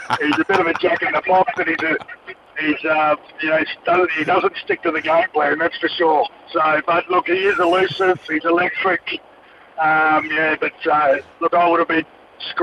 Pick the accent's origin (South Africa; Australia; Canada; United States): Australia; Queensland; being a Queenslander, a young kid growing up in Queensland